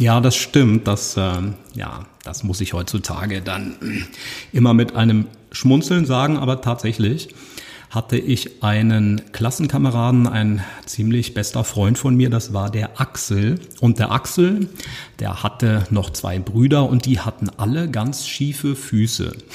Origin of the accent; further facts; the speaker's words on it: Usingen, Hesse, Germany; first language German; Ich bin in Using geboren und das ist eine Kleinstadt